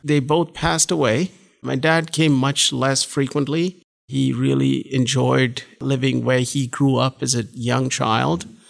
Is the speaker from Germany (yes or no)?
no; Bangalore, Karnataka, India; moved away as an adult; also born or lived in Tamil Nadu (small town near Chennai) / Durgapur / Princeton; now in United States; we were in Bangalore from the time we were about seven till we graduated from high